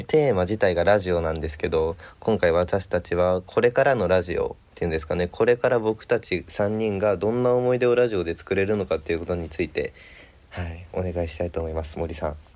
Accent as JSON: {"language": "Japanese", "region": "Hiroshima", "country": "Japan", "tie": "born or raised there", "said": "僕広島出身で"}